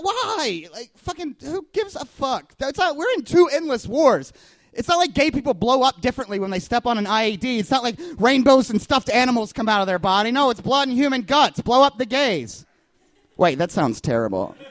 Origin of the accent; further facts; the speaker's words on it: Kentucky, United States; now in Chicago, United States; I'm from Kentucky originally